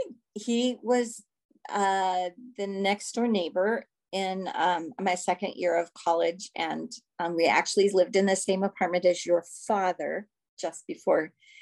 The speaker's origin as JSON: {"language": "English", "region": "California", "country": "United States", "tie": "born there", "also_born_or_lived": "Missouri / Idaho / Florida / Taipei", "said": "I was born in California, and we lived in Missouri, and we lived in Idaho, and we lived in Florida, and we lived in Taipei, Taiwan."}